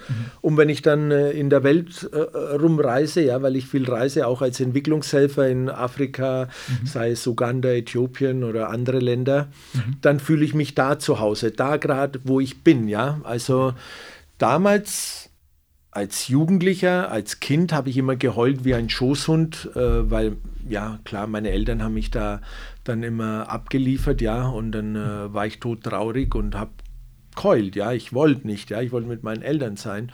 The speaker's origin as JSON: {"language": "German", "town": "Nuremberg", "region": "Bavaria", "country": "Germany", "tie": "born or raised there", "also_born_or_lived": "Calabria, Italy", "said": "ich bin äh, Italiener, aber geboren und aufgewachsen in Deutschland, in Nürnberg"}